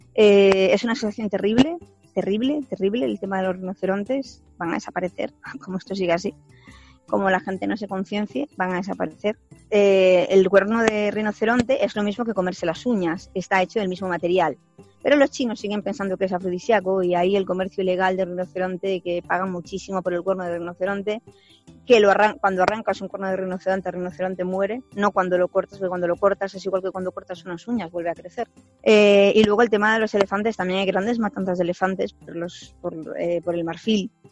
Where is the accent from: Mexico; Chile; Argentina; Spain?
Spain; moved away as an adult; now in Victoria Falls, Zimbabwe; para mí como española